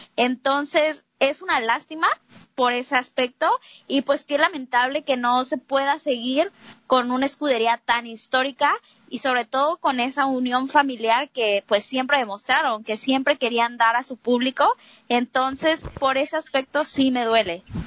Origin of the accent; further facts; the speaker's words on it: Mexico; todos aquí somos mexicanos